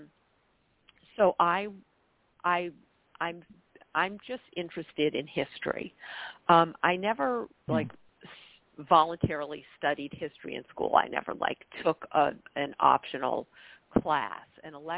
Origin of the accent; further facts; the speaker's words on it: northern New York, United States; now in Massachusetts, United States; my hometown in northern New York